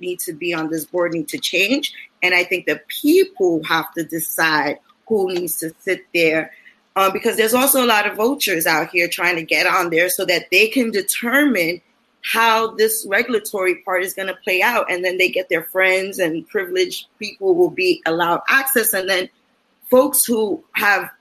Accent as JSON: {"language": "English", "town": "New York City", "region": "New York", "country": "United States", "tie": "born or raised there", "said": "I'm here in East Harlem. I'm born and raised in East Harlem."}